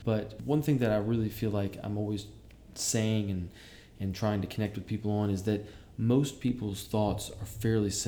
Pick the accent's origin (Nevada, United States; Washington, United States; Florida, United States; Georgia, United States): Georgia, United States; Savannah; moved away as an adult; also born or lived in Atlanta, Georgia; now in New York, United States; I'm from Savannah, Georgia. I lived in Atlanta for a little while, and I moved to New York about 3.5 years ago